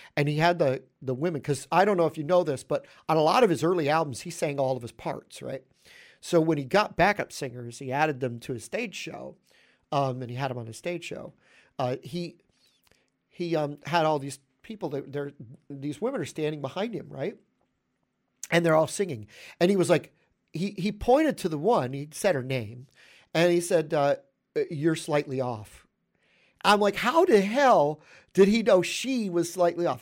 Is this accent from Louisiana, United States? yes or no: no; New York, United States; I'm a New Yorker